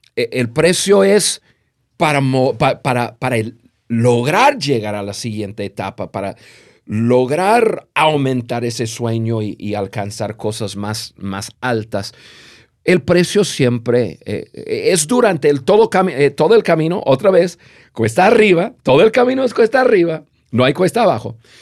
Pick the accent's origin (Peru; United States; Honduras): United States; Spanish is a second language; moved away as an adult; also born or lived in Latin America; siendo gringos